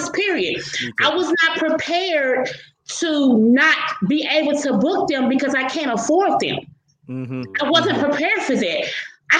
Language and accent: English; Memphis, Tennessee, United States; I'm from Memphis, Tennessee, right? I'm from Memphis. Pretty much everybody in Memphis knows me